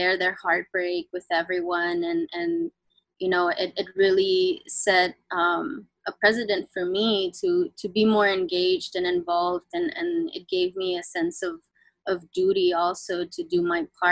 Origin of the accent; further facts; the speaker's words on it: Houston, Texas, United States; I grew up in Houston, Texas